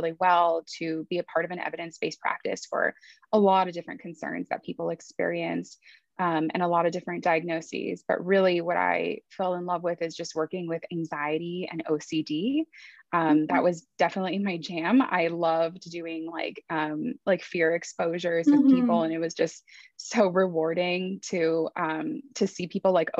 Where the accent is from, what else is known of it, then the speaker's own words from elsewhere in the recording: Los Angeles, California, United States; I was born and raised in Los Angeles, but my parents immigrated to the US from Iran